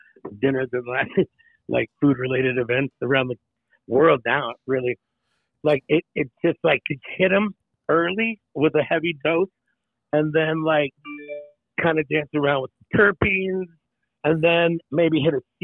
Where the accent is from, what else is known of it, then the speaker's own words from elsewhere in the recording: Tracy, California, United States; moved away as an adult; also born or lived in Hawaii / Chicago / Los Angeles / New York City; now in Aspen, United States; I was born in Tracy, California. What's up, 95376? That's my, San Joaquin Valley